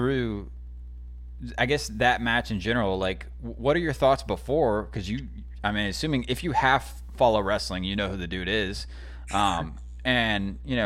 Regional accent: Georgia, United States; now in North Carolina, United States; I grew up in Georgia

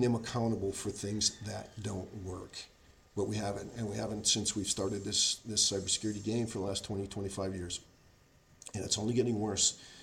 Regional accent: United States; I'm an American. That's in my DNA

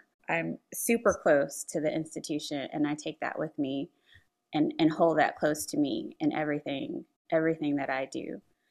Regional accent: Memphis, Tennessee, United States; I was born in Memphis, Tennessee, in actually 1980. My mom is from Memphis.

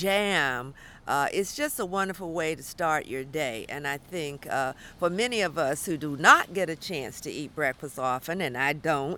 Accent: Durham, North Carolina, United States; I am a Southern girl. I am a North Carolinian. I grew up here in the South, very close by in Durham.

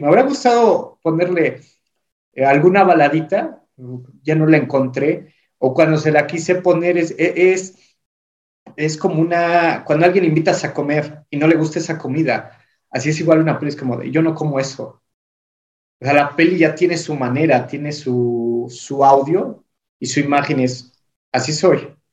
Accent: Singuilucan, Hidalgo, Mexico; aquí en mi pueblo, en Singilucan, eh, no había metaleros o cosas góticas

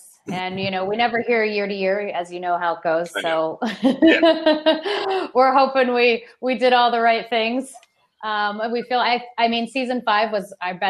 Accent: Montana, United States; I had a wood fire growing up in Montana.

